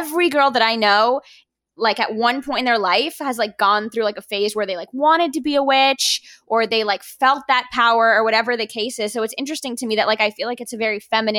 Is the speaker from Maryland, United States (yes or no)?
no; Miami, Florida, United States; because I'm Cuban and born and raised in Miami.